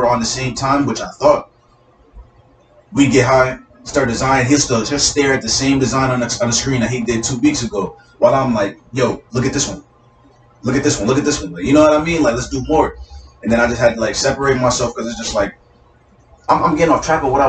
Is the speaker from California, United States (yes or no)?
no; Norwalk, Connecticut, United States; born there; Yeah, I was born in Norwalk.